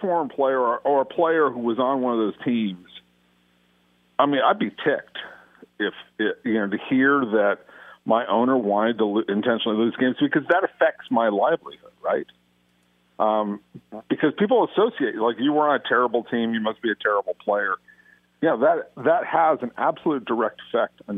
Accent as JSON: {"language": "English", "town": "Los Angeles", "region": "California", "country": "United States", "tie": "born or raised there", "accent": "Valley", "said": "I grew up in the San Fernando Valley, and I grew up with so many Valley boys, or Valley dudes, as we used to call ourselves."}